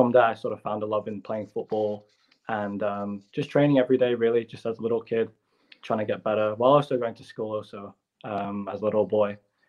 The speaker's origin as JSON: {"language": "English", "country": "Hong Kong", "tie": "born or raised there", "said": "Yes, I was born in Hong Kong, and Hong Kong even now is still heavily populated with foreigners."}